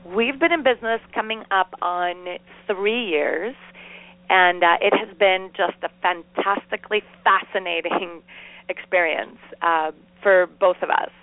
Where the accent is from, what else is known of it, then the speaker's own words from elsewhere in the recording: Costa Rica; moved away as an adult; now in United States; We grew up in Costa Rica